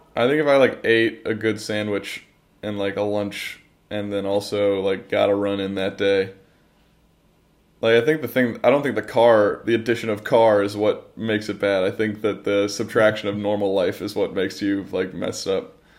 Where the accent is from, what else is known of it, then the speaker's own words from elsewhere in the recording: Ohio, United States; the humid summers where we're from